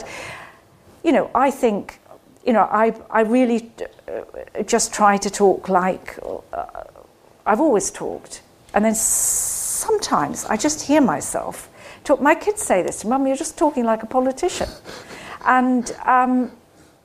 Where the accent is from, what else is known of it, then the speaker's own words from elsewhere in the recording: Scotland, United Kingdom; now in London, United Kingdom; I grew up in Scotland